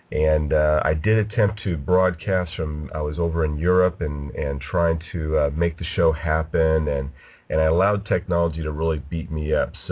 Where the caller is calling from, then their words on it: California, United States; I'm broadcasting from Southern California.